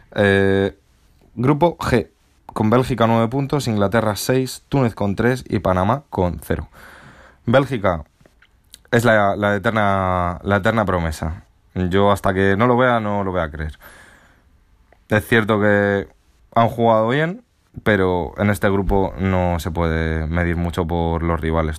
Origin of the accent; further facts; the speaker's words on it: Spain; siendo español